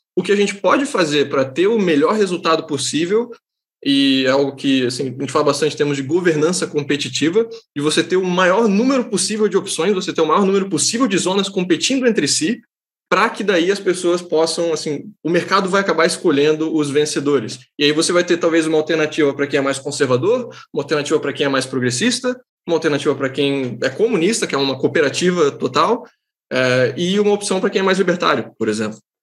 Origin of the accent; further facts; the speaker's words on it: Santa Catarina, Brazil; eu sou catarinense